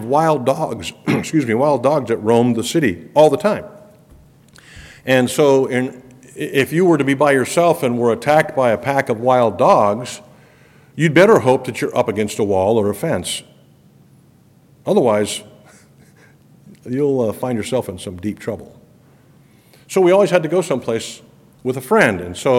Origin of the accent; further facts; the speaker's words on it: Ecuador; Most of you know I grew up in Ecuador, South America, as a missionary kid.